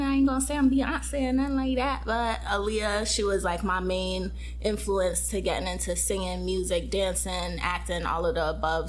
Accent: Connecticut, United States; moved away as an adult; now in Los Angeles, United States; I recently moved to Cali to LA from Connecticut. So okay. I am an East Coast girl

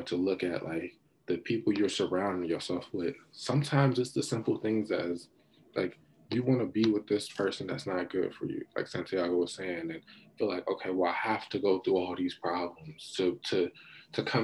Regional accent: United States; I'm an American

